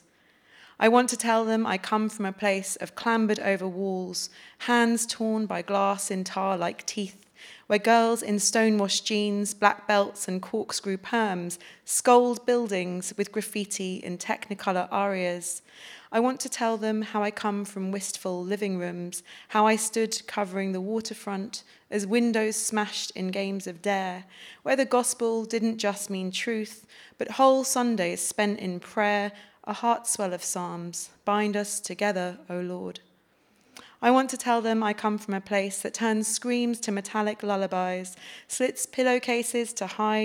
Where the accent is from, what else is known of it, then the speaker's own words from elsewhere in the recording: London, United Kingdom; my experiences of growing up in West London in social housing